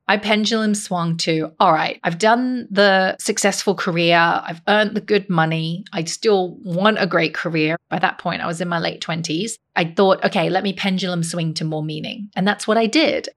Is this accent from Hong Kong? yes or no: yes; Hong Kong; moved away; I grew up in Hong Kong